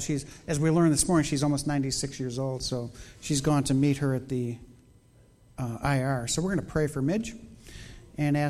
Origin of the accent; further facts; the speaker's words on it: Chicago, Illinois, United States; moved away; I grew up in Chicago